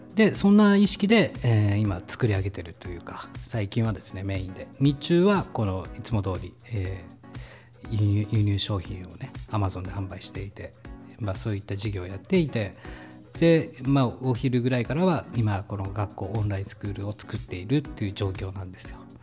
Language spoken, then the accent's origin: Japanese; Hokkaido, Japan; 僕は北、 北海道出身なんで